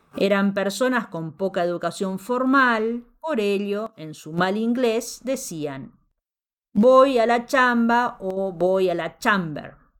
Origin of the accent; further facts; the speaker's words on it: Mexico; En México también decimos